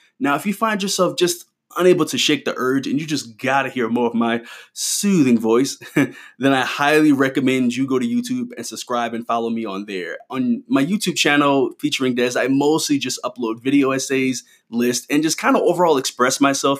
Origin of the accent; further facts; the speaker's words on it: New Orleans, Louisiana, United States; I came from New Orleans and I was fresh off the boat.